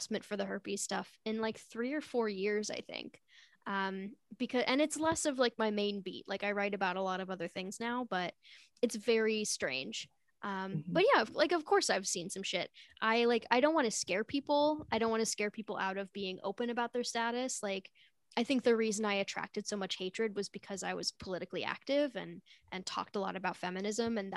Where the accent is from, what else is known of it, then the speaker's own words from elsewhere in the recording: Connecticut, United States; I'm from Connecticut